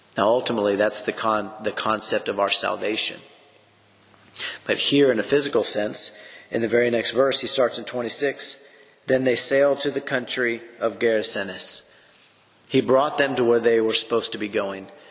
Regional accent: Edgewood, United States; why does Jesus have me here in Edgewood? You know, why does he have me here back in my hometown of where I was raised

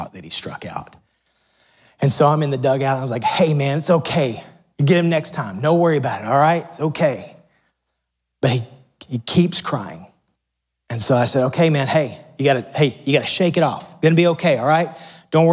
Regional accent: United States; growing up in America

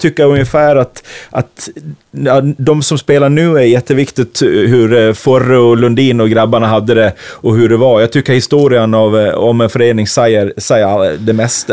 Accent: Falun, Dalarna County, Sweden; also born or lived in Stockholm; now in Gotland, Sweden; jag kommer från Falun

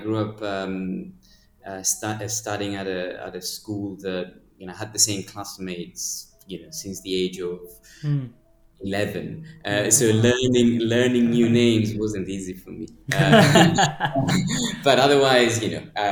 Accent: Cyprus; moved away as an adult; also born or lived in United Kingdom; my story starts in Cyprus, where I grew up

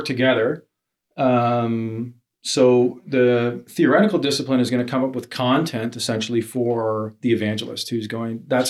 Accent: Hamilton, Ontario, Canada; I'm from Hamilton. I go to Streetlight Christian Church in downtown Hamilton.

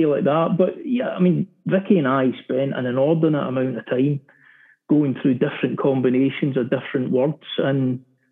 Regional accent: Glasgow, Scotland, United Kingdom; in Glasgow, in my hometown

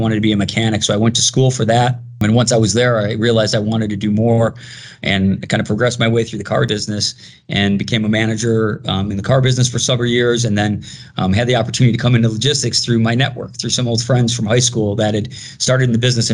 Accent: Chicago, Illinois, United States; I'm born and raised in Chicago

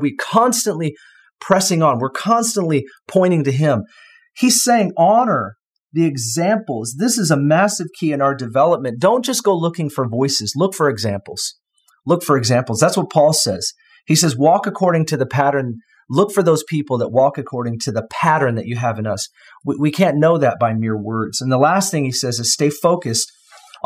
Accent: United States; as an American

